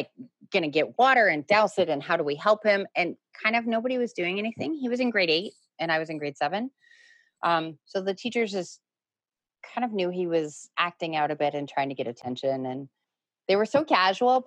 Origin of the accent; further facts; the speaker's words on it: Toronto, Ontario, Canada; also born or lived in United States; I'm a grade 7 student in Toronto